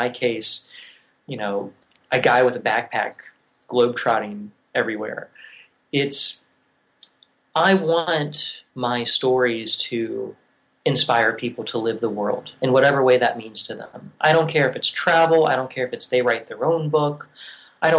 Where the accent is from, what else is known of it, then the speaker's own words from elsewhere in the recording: Virginia, United States; moved away as an adult; also born or lived in Oregon / Tennessee / Scotland; I grew up in Virginia and moved to Oregon